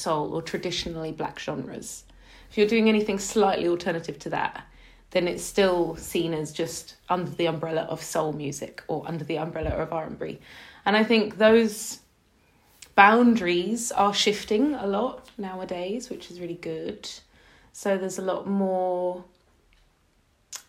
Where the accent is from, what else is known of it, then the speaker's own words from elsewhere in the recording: London, United Kingdom; I'm from South London